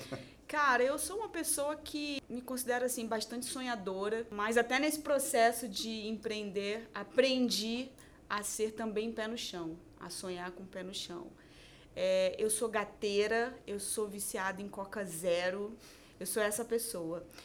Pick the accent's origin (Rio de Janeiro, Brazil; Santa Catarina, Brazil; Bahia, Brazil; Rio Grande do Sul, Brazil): Rio de Janeiro, Brazil; Niterói; em Niterói, né? Que é uma cidade do Rio de Janeiro, então eu sou de lá.